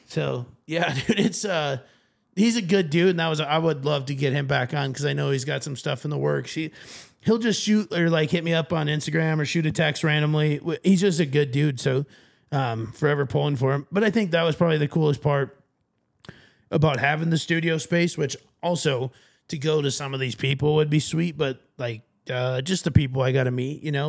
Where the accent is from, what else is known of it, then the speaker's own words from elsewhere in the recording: Sioux Falls, South Dakota, United States; I'm from the Sioux Falls area